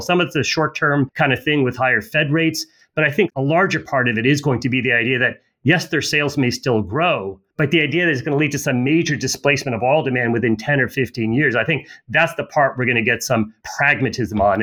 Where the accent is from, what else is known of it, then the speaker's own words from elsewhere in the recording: United States; American as as you are